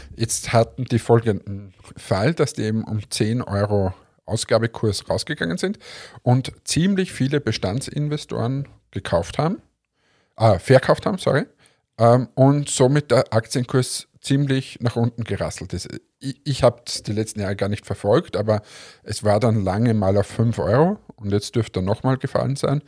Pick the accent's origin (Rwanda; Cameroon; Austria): Austria; Linz, Upper Austria; als Linzer